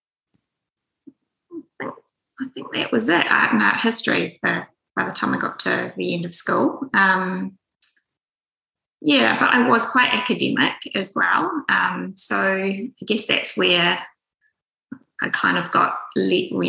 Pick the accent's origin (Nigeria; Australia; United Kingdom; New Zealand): New Zealand; Auckland; I was born here in Auckland and grew up on the North Shore